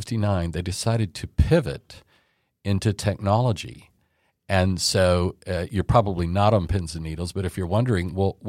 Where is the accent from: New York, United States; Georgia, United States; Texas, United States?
Texas, United States; Dallas; Pretty much. Yeah. My family moved here in 1959.